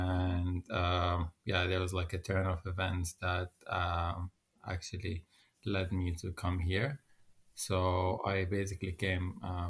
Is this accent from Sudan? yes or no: yes; Sudan; accent: neutral Arabic; moved away as an adult; also born or lived in Egypt / UAE / Qatar; now in Netherlands; I come from Sudan, and I live here in the Netherlands for almost 4 years now.